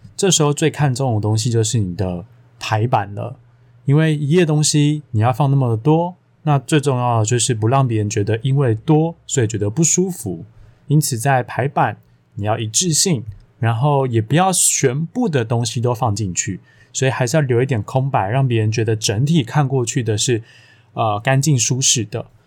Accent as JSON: {"language": "Chinese", "country": "Taiwan", "said": "我们如果各位听我节目，应该都台湾人吧"}